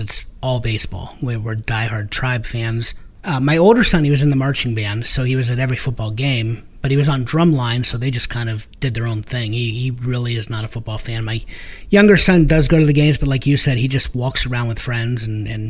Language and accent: English; Stark County, Ohio, United States; We come from Stark County